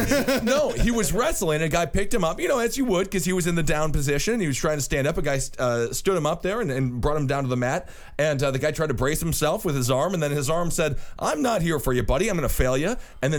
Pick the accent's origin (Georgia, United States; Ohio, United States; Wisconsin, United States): Wisconsin, United States; Stevens Point; I'm from Stevens Point, baby. Yeah. That's my homeland.